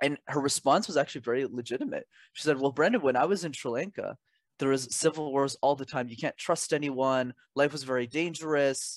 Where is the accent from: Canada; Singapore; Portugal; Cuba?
Canada; I was born in Canada, which is where I'm based